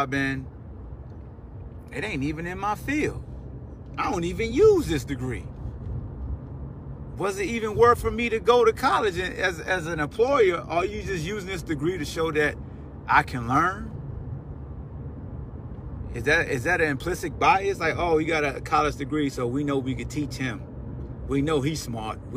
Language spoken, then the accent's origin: English; Newport News, Virginia, United States; I grew up in Newport News, Hampton area, in the shipyard.